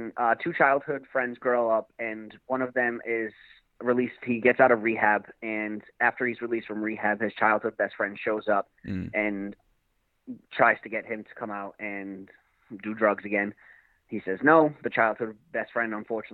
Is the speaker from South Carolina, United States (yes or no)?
no; Fall River, Massachusetts, United States; growing up in Fall River.